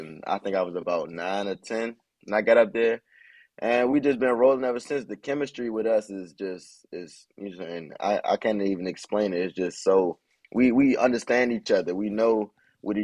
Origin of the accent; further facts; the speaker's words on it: Washington, District of Columbia, United States; I'm from the Washington, D.C. area.